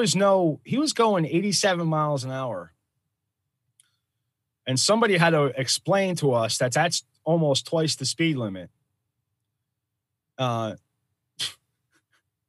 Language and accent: English; Philadelphia, Pennsylvania, United States; I come from Philadelphia